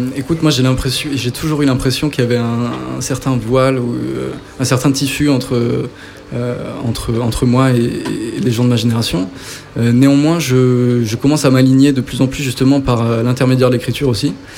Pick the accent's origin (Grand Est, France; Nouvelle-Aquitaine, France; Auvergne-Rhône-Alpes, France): Auvergne-Rhône-Alpes, France; Saint-Étienne; je viens donc de saint etienne